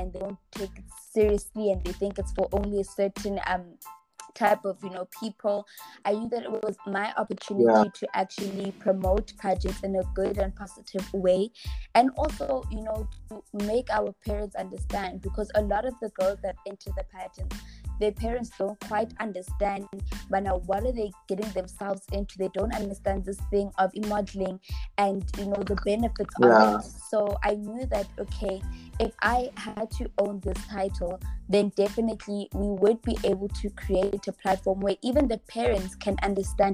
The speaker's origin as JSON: {"language": "English", "town": "Johannesburg", "region": "Gauteng", "country": "South Africa", "said": "I'm from Johannesburg"}